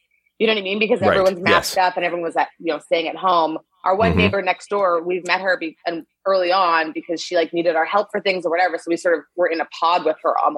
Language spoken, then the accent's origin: English; Winnipeg, Manitoba, Canada; born or raised there; moved away as an adult; also born or lived in Nigeria / Edmonton; now in Toronto, Canada